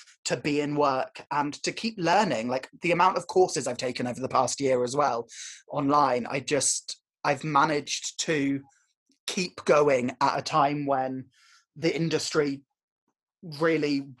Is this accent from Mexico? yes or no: no; Warwickshire, West Midlands, United Kingdom; moved away; also born or lived in Dartington; I grew up in Warwickshire